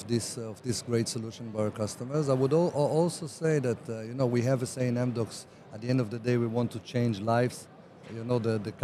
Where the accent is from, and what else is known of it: Israel